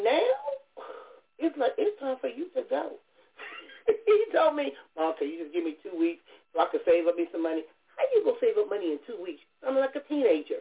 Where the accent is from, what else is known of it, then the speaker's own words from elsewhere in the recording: Compton, California, United States; moved away as an adult; growing up in Compton